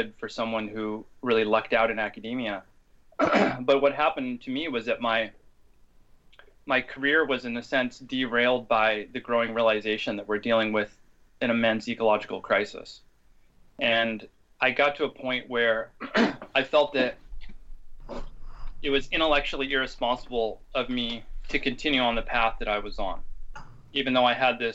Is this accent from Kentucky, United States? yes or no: no; Seattle, Washington, United States; my hometown of Seattle, Washington